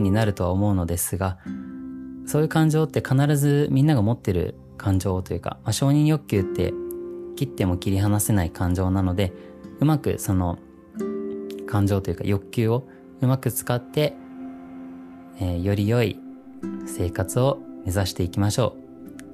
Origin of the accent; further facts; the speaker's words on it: New Zealand; moved away as an adult; now in Japan; 実はニュージーランドで生まれ育ってで0歳から18歳までニュージーランドにいました